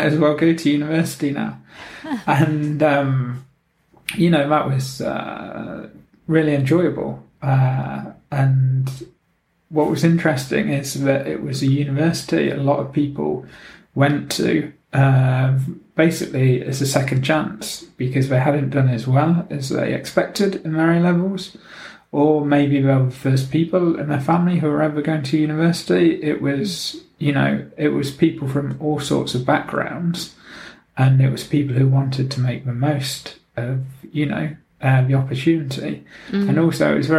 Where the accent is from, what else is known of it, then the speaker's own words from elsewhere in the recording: Nottingham, East Midlands, United Kingdom; also born or lived in Oxford / London / Luton / Prague; now in Gothenburg, Sweden; originally I'm from Nottingham in England